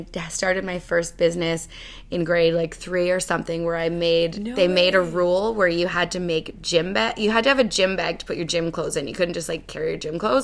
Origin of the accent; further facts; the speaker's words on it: Cambridge, Ontario, Canada; also born or lived in Brampton, Ontario / Australia; I was born in Brampton, Ontario, but I never lived there. I grew up in Cambridge, Ontario, and lived there up until I moved away to go to university in Australia